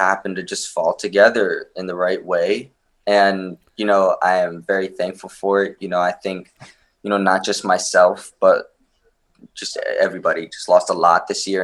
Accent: Maryland, United States; born or raised there; also born or lived in Romania

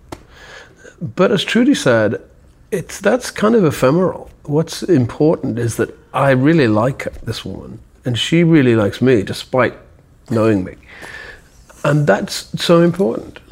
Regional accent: the north of England, United Kingdom; also born or lived in London; now in New York, United States; We're both British. Mm-hmm. We're from the north of England

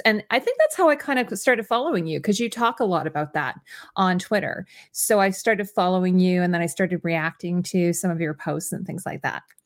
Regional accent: Canada; I always have to mention that I'm Canadian

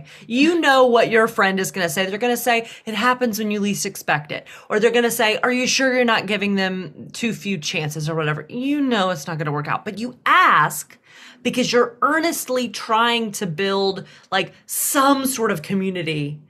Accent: the South, United States; I was raised in the South.

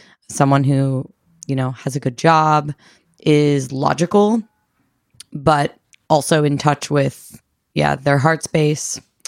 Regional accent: East Coast, United States; I'm 27. I'm from the East Coast.

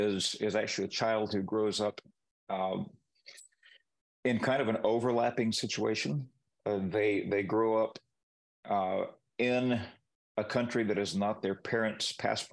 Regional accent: Peru; growing up in Peru, I spoke the language from the time that I could speak.

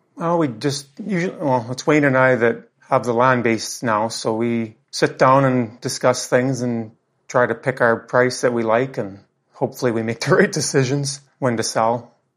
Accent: Craik, Saskatchewan, Canada; My home is in Craik, Saskatchewan, Canada

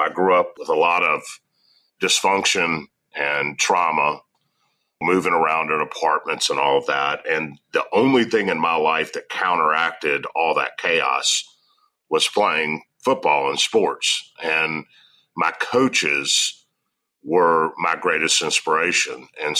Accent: the South, United States; and I'm from the South, right?

